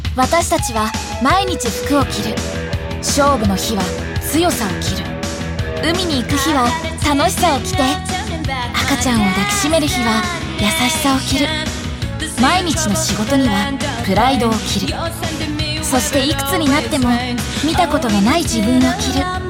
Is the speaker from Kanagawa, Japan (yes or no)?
no; Oki Islands, Shimane, Japan; 私島根県の沖ノ島諸島っていうちっちゃい島出身なんです